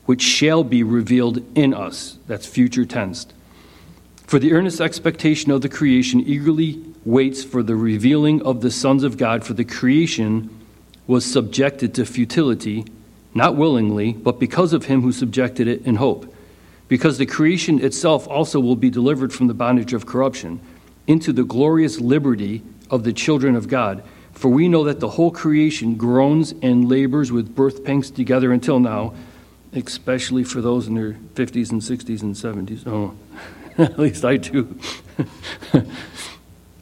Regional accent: United States; as an American

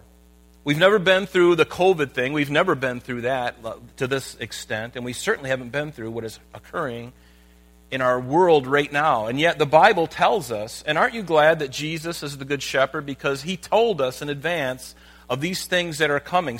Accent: United States; I'm a Christian living in America

